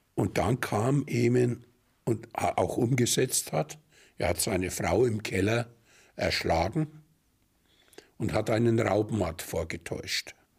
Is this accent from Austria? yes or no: no; Germany; bei uns in Deutschland